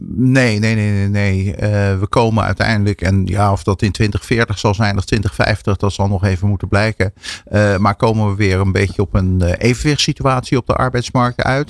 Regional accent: Netherlands; als Nederlanders.

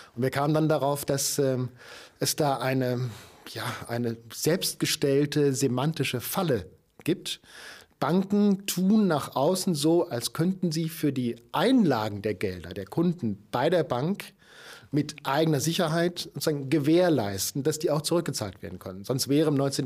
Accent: Germany; als, als Deutscher

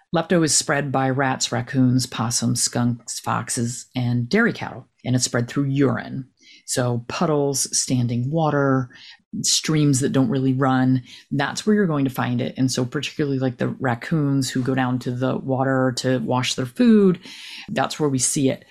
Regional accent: New Jersey, United States; moved away as an adult; now in North Carolina, United States; I'm from New Jersey, huge tick area.

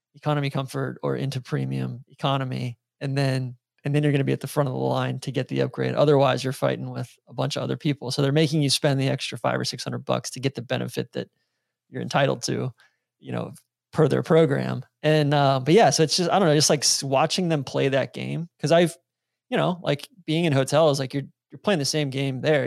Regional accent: Atlanta, Georgia, United States; moved away; also born or lived in Jacksonville; being from Atlanta

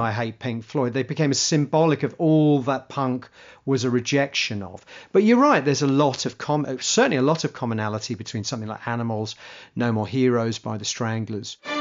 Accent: England, United Kingdom; being English

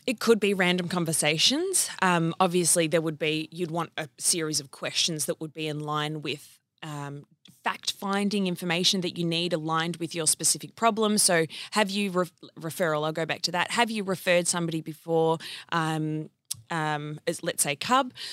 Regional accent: Wangaratta, Victoria, Australia; I was born in country Victoria in a place called Whangarata

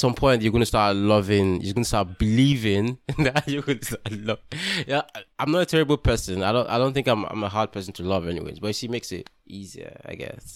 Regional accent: Delta, Nigeria; I'm from Delta State

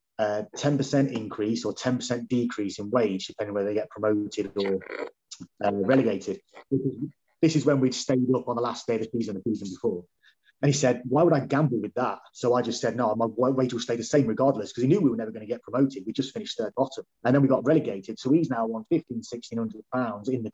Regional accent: Leicester, East Midlands, United Kingdom; moved away; in my hometown, got to play at Leicester

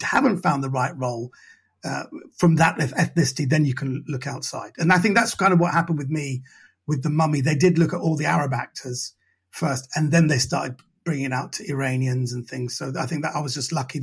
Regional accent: England, United Kingdom; I'm born and raised here

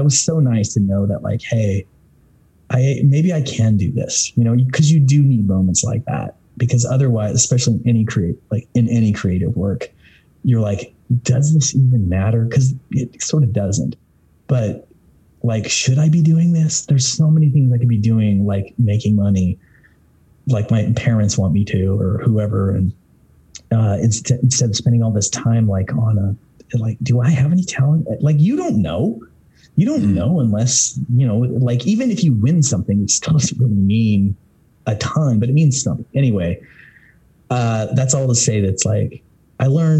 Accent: Southern Idaho, United States; I grew up in Southern Idaho, which is predominantly Mormon.

